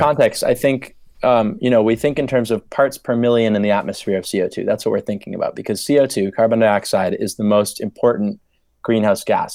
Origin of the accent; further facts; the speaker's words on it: Maine, United States; moved away as an adult; now in Oxford, United Kingdom; growing up in Maine, I was always very sort of connected to nature and climate. Grew up in the sort of forested part of the state